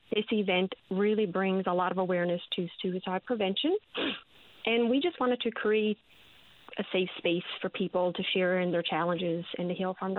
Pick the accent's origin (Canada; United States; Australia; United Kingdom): Canada; Placentia, Newfoundland and Labrador; I grew up in Placentia